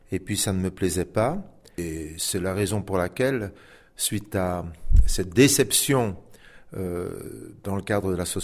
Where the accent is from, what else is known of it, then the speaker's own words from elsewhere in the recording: Belgium; now in Switzerland; Ben, quand j'ai quitté la Belgique pour venir, pour venir en Suisse